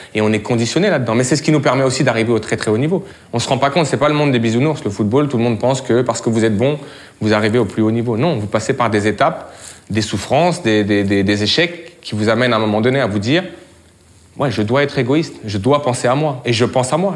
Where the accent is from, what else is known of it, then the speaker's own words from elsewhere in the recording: France; je suis né en France, mes racines sénégalaises sont omniprésentes chez moi, de par mon père